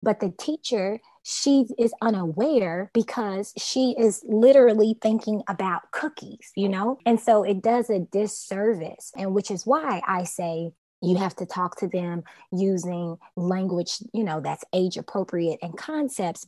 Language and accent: English; Louisville, Kentucky, United States; also born or lived in Atlanta, Georgia; now in Miami, United States; I'm from Louisville